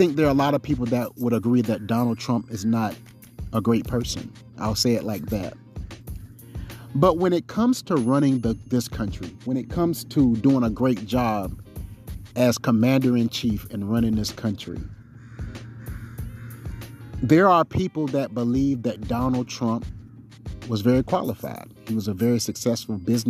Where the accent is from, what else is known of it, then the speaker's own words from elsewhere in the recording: South Carolina, United States; now in Seattle, United States; I'm from South Carolina